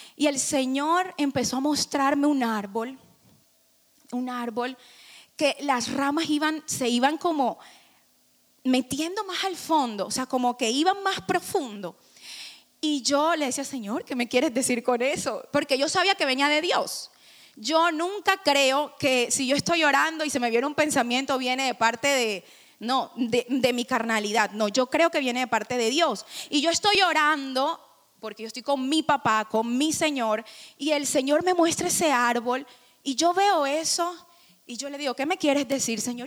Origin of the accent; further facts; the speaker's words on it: Barranquilla, Atlántico, Colombia; now in Miami, United States; somos costeños y nuestra familia es así, alegre